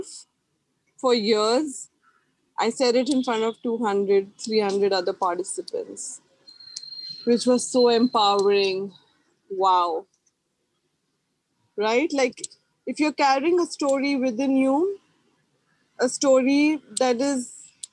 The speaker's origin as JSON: {"language": "English", "town": "Mumbai", "region": "Maharashtra", "country": "India", "said": "because I was from Bombay"}